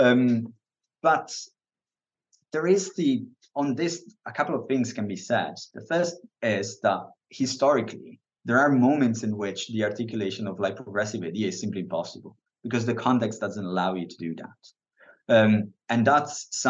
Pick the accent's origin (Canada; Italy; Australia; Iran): Italy; now in United Kingdom; I'm from Italy. I live in the UK.